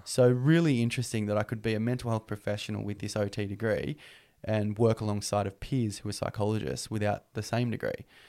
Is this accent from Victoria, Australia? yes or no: no; Newcastle, New South Wales, Australia; also born or lived in Singleton, New South Wales; at the age of five years old, we moved down to Newcastle